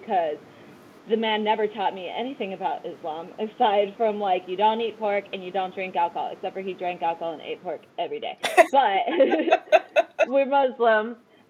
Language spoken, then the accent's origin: English; Los Angeles, California, United States; so I'm from Los Angeles. That's where I was born and raised. But my family is obviously not from here. But my dad is Palestinian, born and raised in the Middle East.